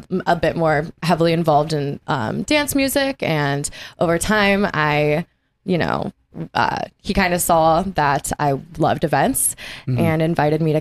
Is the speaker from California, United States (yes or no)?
yes; Pasadena, California, United States; I'm from Pasadena and that's where our headquarters are